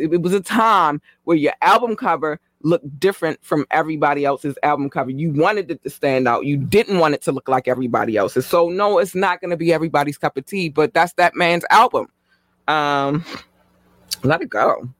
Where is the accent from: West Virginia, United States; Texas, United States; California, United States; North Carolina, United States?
North Carolina, United States; If you don't know, I'm originally from North Carolina, so I'm gonna show them love regardless.